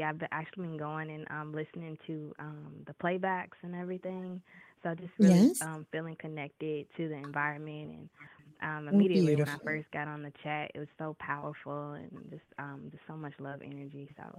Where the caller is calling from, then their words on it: Atlanta, Georgia, United States; I'm calling from Atlanta.